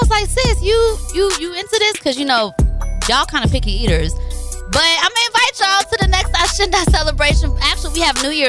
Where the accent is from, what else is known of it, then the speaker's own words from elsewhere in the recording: Tigray, Ethiopia; Like y'all know, I am from Tigray